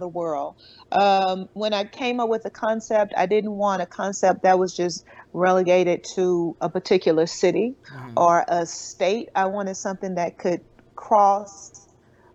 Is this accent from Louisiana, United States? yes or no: yes; Shreveport, Louisiana, United States; I'm from a small town. I'm from Shreveport, Louisiana. And I grew up with my grandmother's house was next to my aunt's house